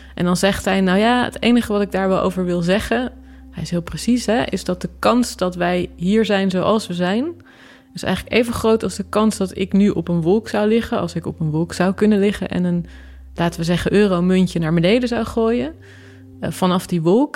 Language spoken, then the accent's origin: Dutch; Utrecht, Netherlands; de plek waar ik geboren ben